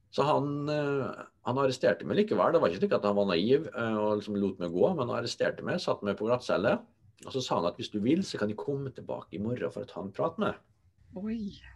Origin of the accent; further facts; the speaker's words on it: Molde, Møre og Romsdal, Norway; also born or lived in Trondheim; min hjemby